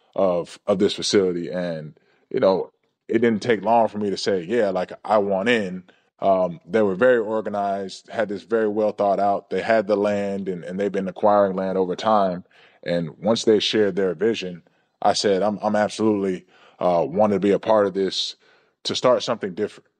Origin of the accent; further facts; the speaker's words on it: Georgia, United States; growing up in Georgia, watching the Atlanta Braves